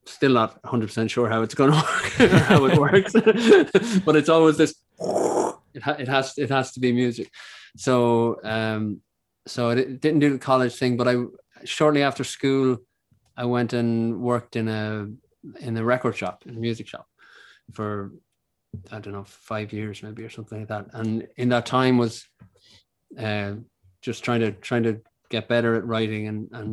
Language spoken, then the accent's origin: English; Ireland; born or raised there